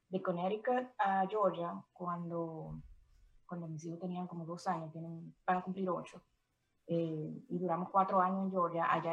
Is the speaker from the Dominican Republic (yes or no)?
yes; Santo Domingo, Dominican Republic; moved away as an adult; now in New Jersey, United States; Bueno, yo tengo 13 eh, años que llegué de Santo Domingo. Yo eh, me, mudé para acá cuando terminé la universidad allá.